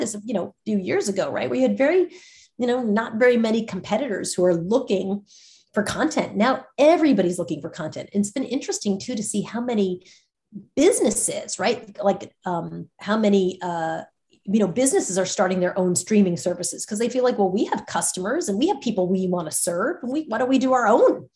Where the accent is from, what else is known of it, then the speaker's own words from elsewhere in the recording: New York, United States; I'm a New Yorker